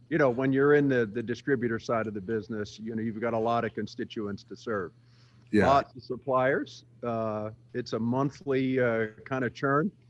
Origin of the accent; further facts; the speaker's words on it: England, United Kingdom; born there; I was born in England, uh